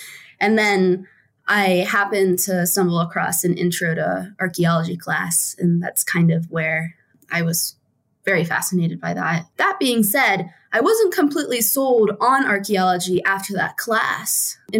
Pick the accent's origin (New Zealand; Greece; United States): United States; East Coast; also born or lived in West Virginia; Oh, no. Yeah, I am from the East Coast. It's kind of funny. I did a mini circle around the East Coast in terms of where I lived. So I was born in West Virginia.